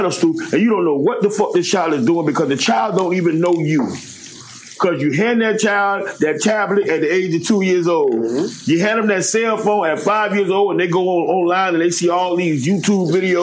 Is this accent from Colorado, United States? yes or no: no; Goulds / Homestead projects, Florida, United States; I grew up in Goos in the project. I stayed in the project of Homestead, and I stayed in the Poker Bean project